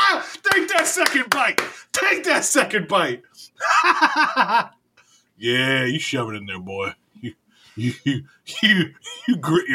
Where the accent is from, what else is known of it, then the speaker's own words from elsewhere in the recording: Midwest, United States; Bitch, I'm from the Midwest.